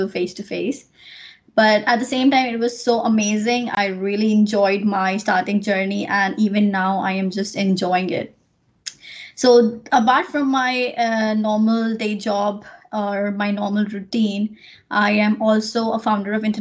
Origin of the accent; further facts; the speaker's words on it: Nagpur, Maharashtra, India; moved away as an adult; now in Ireland; So I'm from India, from a place called Nagpur, which is in Maharashtra.